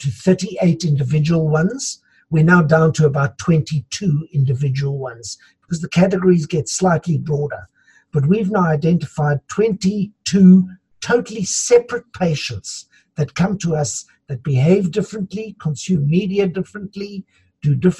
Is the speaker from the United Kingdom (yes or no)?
no; South Africa; we're also a country of immigrants. So I come from Dutch heritage.